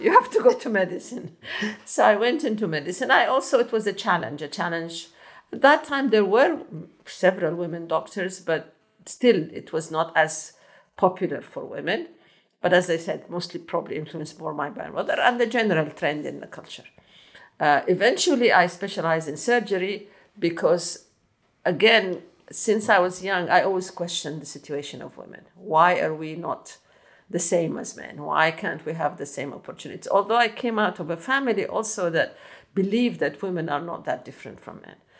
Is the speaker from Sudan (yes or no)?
yes; Khartoum North, Khartoum, Sudan; I grew up in Sudan, in uh, Khartoum North, Bahri.